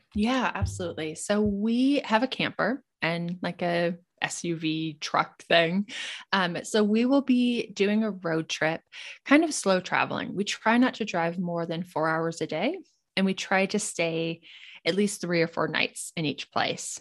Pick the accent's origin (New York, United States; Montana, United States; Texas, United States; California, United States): Montana, United States; moved away as an adult; I grew up in Montana